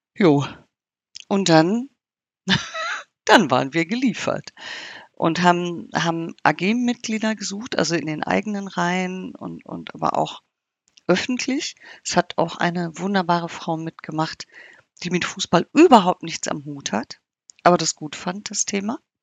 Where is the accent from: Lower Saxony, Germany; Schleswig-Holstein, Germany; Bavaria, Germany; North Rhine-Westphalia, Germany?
North Rhine-Westphalia, Germany; bei uns in Nordrhein-Westfalen